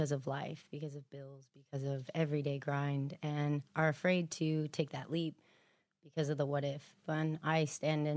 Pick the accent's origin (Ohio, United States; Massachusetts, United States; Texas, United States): Texas, United States; Houston; also born or lived in Abilene, Texas / Austin, Texas; now in Los Angeles, United States; But I grew up in South Houston, born in Abilene